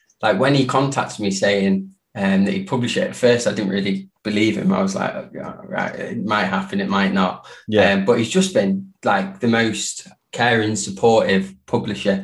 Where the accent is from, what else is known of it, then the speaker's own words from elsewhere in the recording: Derby, East Midlands, United Kingdom; moved away as an adult; also born or lived in Spain / Liverpool; now in Manchester, United Kingdom; growing up in Derby